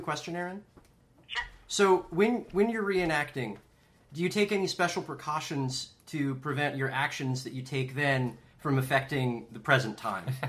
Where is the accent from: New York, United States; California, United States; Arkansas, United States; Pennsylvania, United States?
California, United States; Southern; I, I grew up in Southern California.